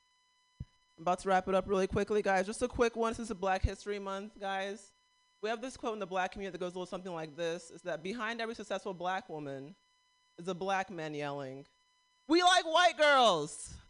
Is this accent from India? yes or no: no; Nigeria; And like being Nigerian, like I grew up thinking I was gonna have an arranged marriage